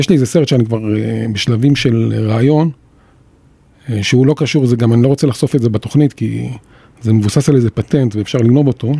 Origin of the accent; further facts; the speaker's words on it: Jerusalem, Jerusalem District, Israel; אני גדלתי בירושלים